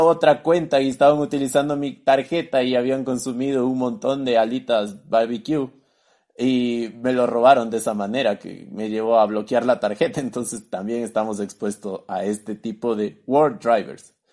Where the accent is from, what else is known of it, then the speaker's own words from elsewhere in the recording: Ecuador; decimos aquí en Ecuador